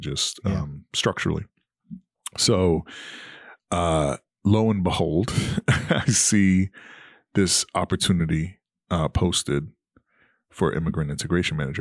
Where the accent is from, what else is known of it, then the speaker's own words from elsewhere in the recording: New York City, New York, United States; moved away as an adult; now in Charlotte, United States; proud New Yorker from Queens